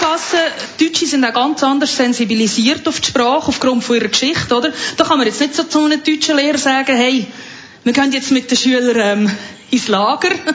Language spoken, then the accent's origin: German; lower Fricktal, Aargau, Switzerland; ich bin ja aus dem Aargau, genauer aus dem unteren Fricktal